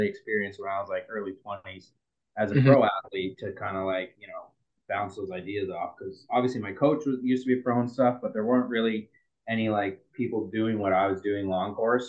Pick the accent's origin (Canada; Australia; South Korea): Canada; I'm the Canadian.